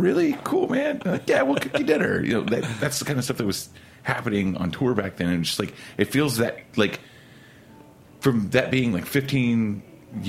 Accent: Oklahoma City, Oklahoma, United States; now in New York, United States; I'm from Oklahoma City

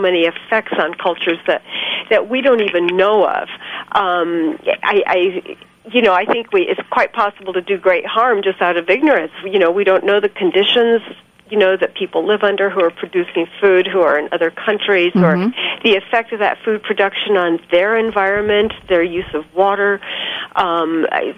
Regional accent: California, United States; now in New Mexico, United States; I grew up in California

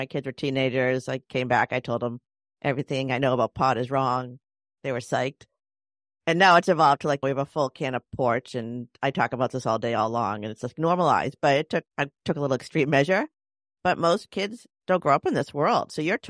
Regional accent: Chicago, Illinois, United States; we're from Chicago, though.

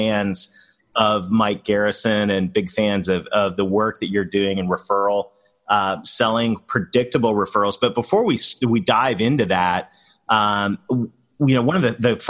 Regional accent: Canada; moved away; being a Canadian that married a Southern girl

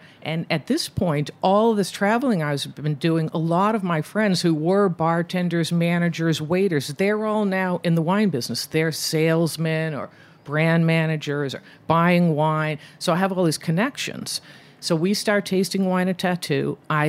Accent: Boston, Massachusetts, United States; moved away as an adult; also born or lived in San Francisco / Los Angeles / New York City; now in New York, United States; I was born in Boston. My parents had a summer house on Cape Cod

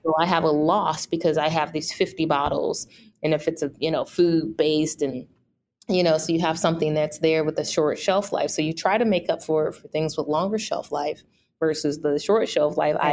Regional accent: St. Louis, Missouri, United States; also born or lived in Toronto, Canada; I am born and raised in St. Louis.

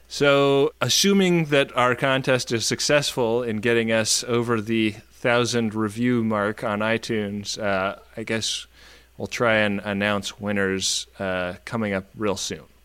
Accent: California, United States; now in New York, United States; I grew up in California

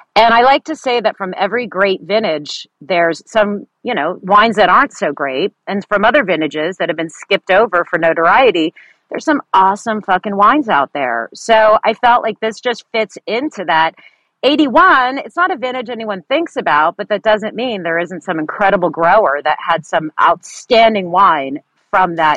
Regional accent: San Francisco Bay Area peninsula, California, United States; also born or lived in Millbrae / Atherton; So I am a third generation San Francisco Bay Area native, uh, born and raised on the peninsula

